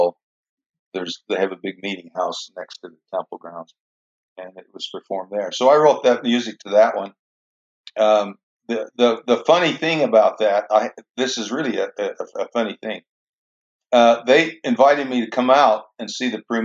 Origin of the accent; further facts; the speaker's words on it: Richfield, Utah, United States; I grew up in Richfield, just down the street from Manti